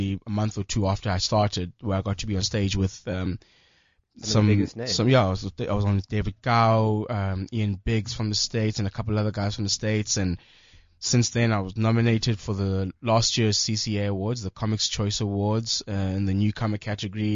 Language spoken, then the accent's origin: English; Eastern Cape, South Africa; I'm from the Eastern Cape. From the Eastern Cape